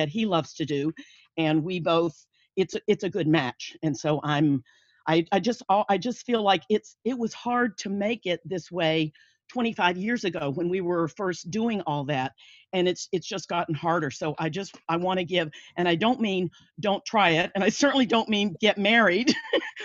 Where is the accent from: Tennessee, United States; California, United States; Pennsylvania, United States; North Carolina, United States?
North Carolina, United States; also born or lived in Thailand; I'm from North Carolina, born and raised, and I'm back here now